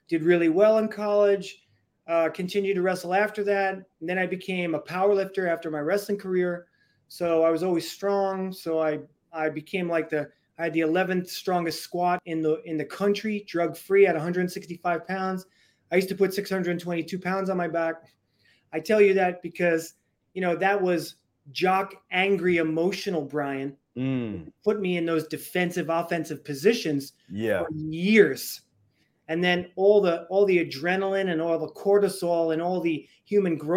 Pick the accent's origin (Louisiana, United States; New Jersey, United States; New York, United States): New York, United States; New York City; I was born and raised in the Bronx